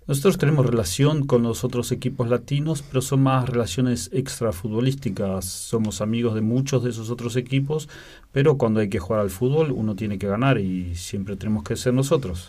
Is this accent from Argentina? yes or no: yes; Belén de Escobar, Buenos Aires Province, Argentina; moved away as an adult; also born or lived in Lienz, Austria; now in Vienna, Austria; Nos criamos en Argentina, en un pueblo que se llama Belén de Escobar